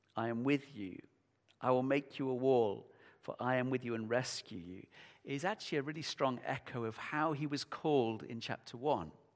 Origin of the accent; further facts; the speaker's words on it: United Kingdom; we're British